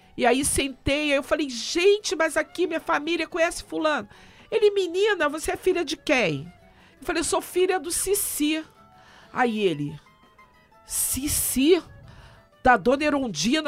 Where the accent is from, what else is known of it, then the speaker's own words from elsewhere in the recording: Rio de Janeiro, Brazil; A minha família é de Minas, eu sou carioca, mas meus pais é, são de Minas